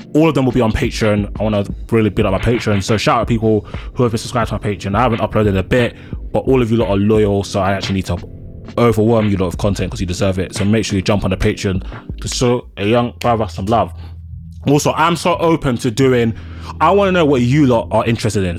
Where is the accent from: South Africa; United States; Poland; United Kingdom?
United Kingdom; London; Nigerian and black, born and raised in London.